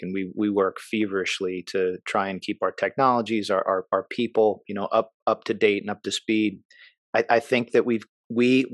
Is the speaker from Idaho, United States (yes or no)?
no; Maryland, United States; moved away; I grew up in Maryland